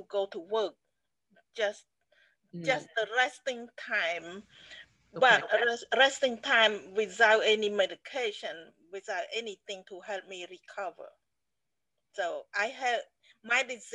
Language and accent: English; Cambodia; moved away; I grew up in Cambodia